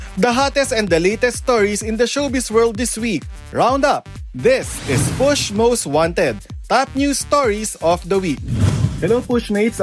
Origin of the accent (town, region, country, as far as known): Philippines